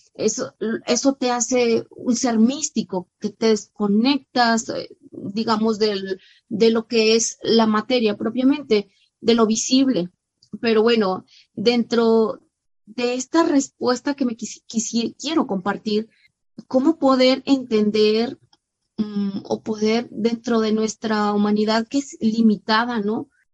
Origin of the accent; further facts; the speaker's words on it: San Luis Potosí, Mexico; nacida en mi tierra, San Luis Potosí